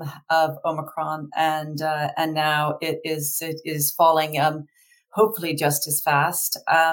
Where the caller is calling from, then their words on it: Richmond, Virginia, United States; So I'm calling from Richmond, Virginia.